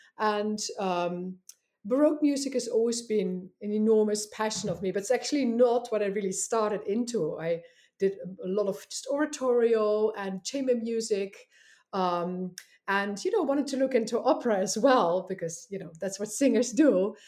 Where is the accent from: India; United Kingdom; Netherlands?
Netherlands; English is a second language; moved away as an adult; Yeah, so I came here from the Netherlands about 12 years ago, and I was going to just be here for 1 year.